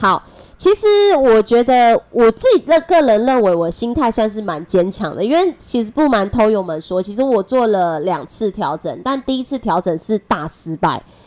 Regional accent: Taiwan; accent: Taiwanese Mandarin; 我是台湾国语界最正的

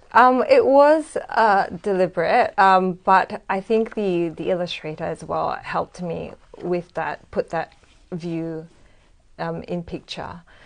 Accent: Singapore; moved away as an adult; also born or lived in Australia; now in Sydney, Australia; originally, I'm from Singapore.

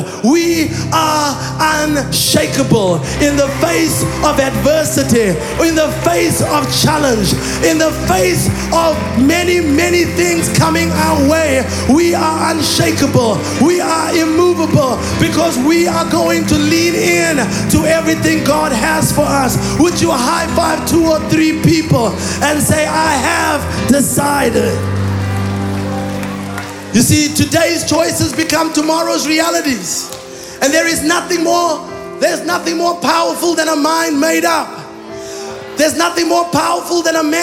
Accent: Olifantshoek, Northern Cape, South Africa; first language Afrikaans; English is a second language; I grew up in a small town called Olifantshoek in the northern Cape of South Africa

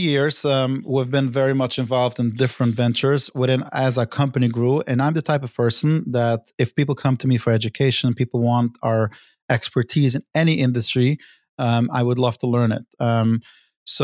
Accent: New York City, New York, United States; Brooklyn, New York.

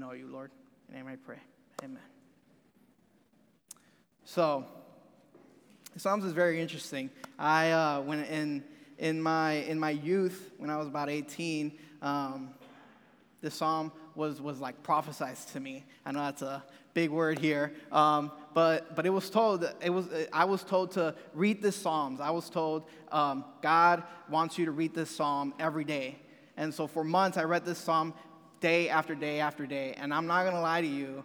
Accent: Rio Grande Valley, Texas, United States; moved away as an adult; now in Memphis, United States; I am from Texas. I'm from this little bitty part down south. Past San Antonio, there's a little area called the Rio Grande Valley

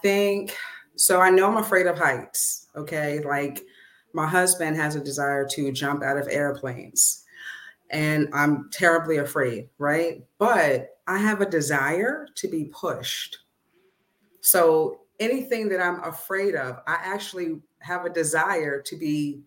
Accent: Coatesville, Pennsylvania, United States; Born and raised in Coatesville, PA

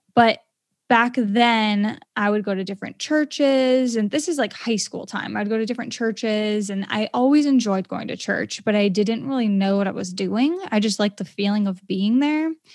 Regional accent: Maine, United States; I'm from Maine

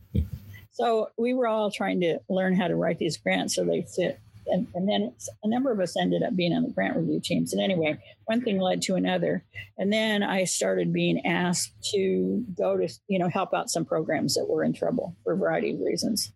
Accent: Medford, Oregon, United States; I grew up in Southern Oregon on the Oregon California border, a town called Medford

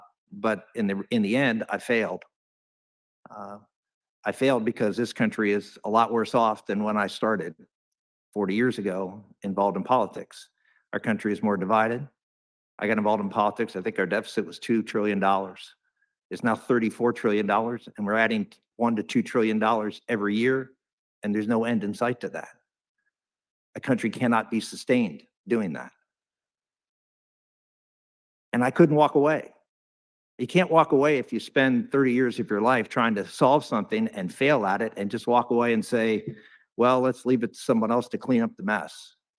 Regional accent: Pennsylvania, United States; my home state of Pennsylvania.

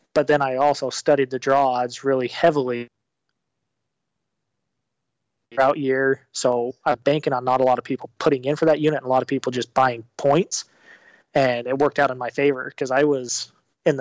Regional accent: Utah, United States; moved away as an adult; now in Arizona, United States; I grew up in Utah, and my wife and I moved

